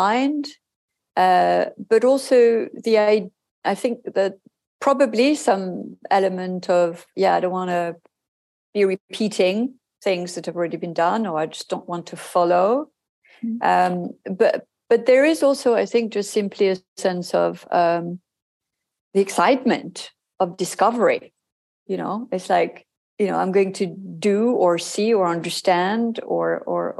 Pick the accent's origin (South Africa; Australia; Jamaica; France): France; moved away as an adult; also born or lived in Hong Kong / Japan; my home country